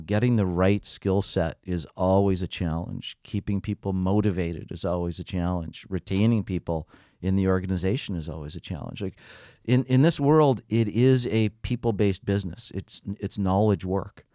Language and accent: English; Canada; also born or lived in London; being Canadian